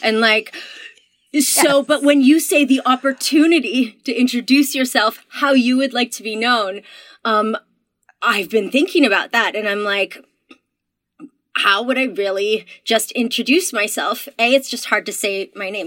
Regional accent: Canada; I'm Canadian

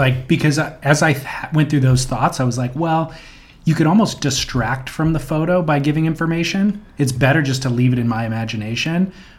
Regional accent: California, United States; kind of growing up in Orange County, where there is the surf industrial complex, that's all I'm focused on.

